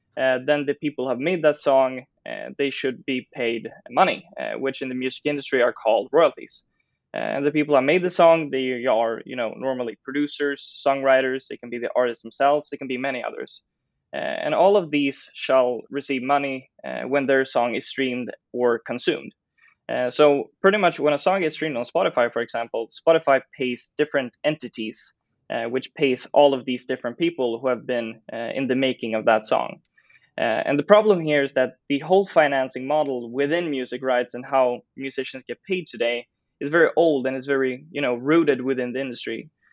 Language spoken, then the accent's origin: English; Stockholm, Stockholm County, Sweden; I grew up in Stockholm